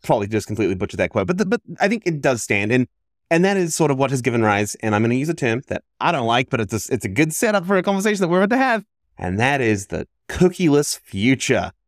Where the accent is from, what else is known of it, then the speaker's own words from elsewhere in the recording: New Zealand; I grew up in New Zealand